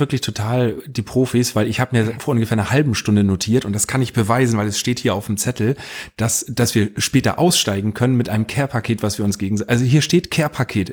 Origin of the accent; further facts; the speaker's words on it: Northern Germany, Germany; bei uns in Norddeutschland